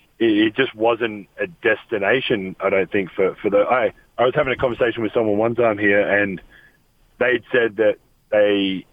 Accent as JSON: {"language": "English", "country": "Australia", "tie": "born or raised there", "moved": "as an adult", "lives_now": "United States", "said": "Growing up in Australia, it wasn't a destination that I thought I would ever."}